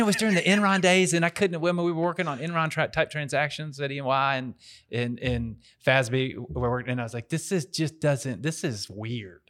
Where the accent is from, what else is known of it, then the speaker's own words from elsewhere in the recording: Dallas, Texas, United States; moved away as an adult; also born or lived in Nashville, Tennessee; now in Memphis, United States; I'm from Dallas, Texas. Originally moved up to Tennessee to go to college in Nashville